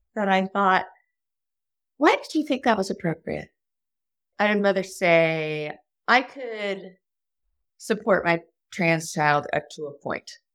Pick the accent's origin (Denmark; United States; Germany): United States; Texas; I grew up in Texas